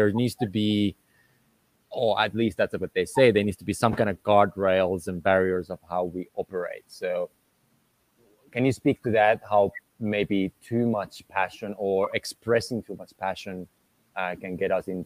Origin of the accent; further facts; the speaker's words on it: Finland; moved away as an adult; also born or lived in Southern Europe / South America; when I grew up in Finland